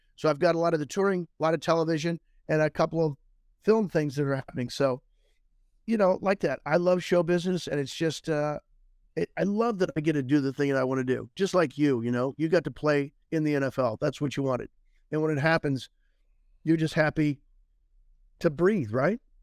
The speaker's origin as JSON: {"language": "English", "town": "Tipton", "region": "Missouri", "country": "United States", "tie": "born or raised there", "said": "I'm from Tipton, Missouri"}